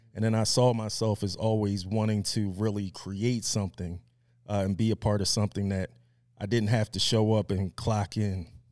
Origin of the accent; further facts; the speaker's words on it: Media, Pennsylvania, United States; I was born and raised in Media, Pennsylvania